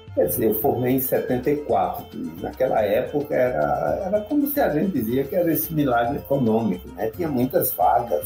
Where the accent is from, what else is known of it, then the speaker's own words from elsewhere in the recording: Recife, Pernambuco, Brazil; moved away; eu sou pernambucano do Recife, meu pai era é caruaruense e minha mãe lá do Recife, e eu fui criado a vida inteira lá.